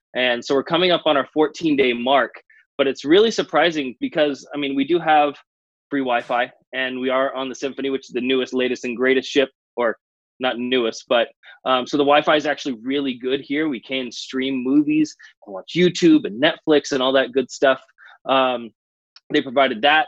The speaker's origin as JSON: {"language": "English", "region": "California", "country": "United States", "said": "Being an American citizen, I'm actually from California"}